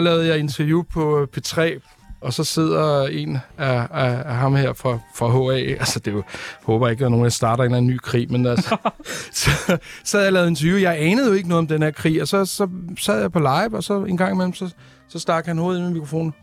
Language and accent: Danish; Copenhagen, Capital Region of Denmark, Denmark; jeg kommer fra Amager